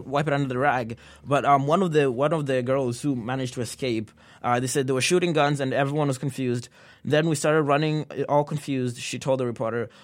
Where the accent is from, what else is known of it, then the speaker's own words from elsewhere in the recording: Kenya; now in United States; I was born and raised in Kenya